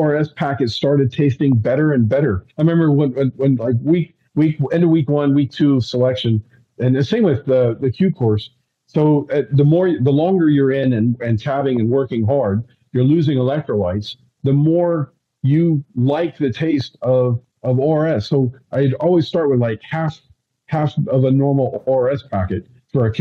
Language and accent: English; Ireland; I'm Irish